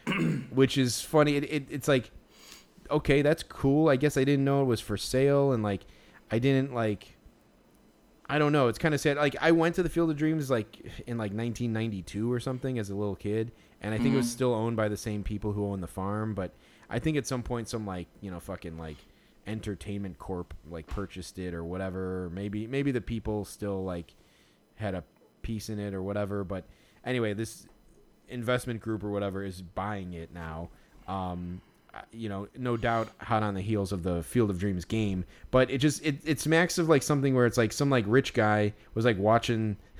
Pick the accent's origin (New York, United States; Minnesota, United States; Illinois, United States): Illinois, United States; Chicago; as a Chicagoan